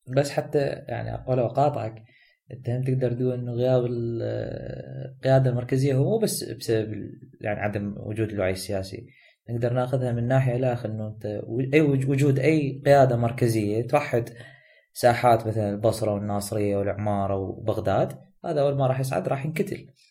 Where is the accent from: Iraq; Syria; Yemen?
Iraq